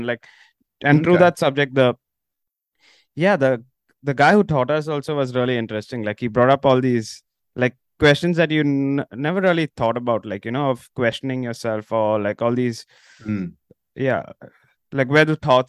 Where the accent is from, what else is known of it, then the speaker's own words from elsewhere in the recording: India; moved away as an adult; I'm originally from India, but like meditation and like all of that, like never really cropped up because I come from a Roman Catholic family, suburb background.